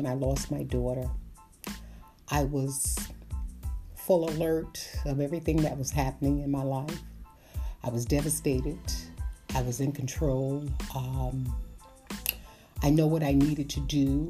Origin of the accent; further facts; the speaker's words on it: New York City, New York, United States; I came from Brooklyn, New York